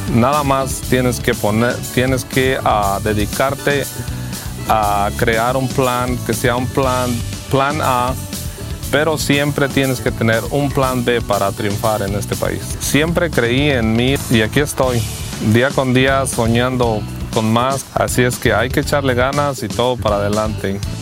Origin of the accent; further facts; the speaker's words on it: Guanajuato, Mexico; also born or lived in Phoenix, Arizona; now in United States; Yo soy de Guanajuato, México.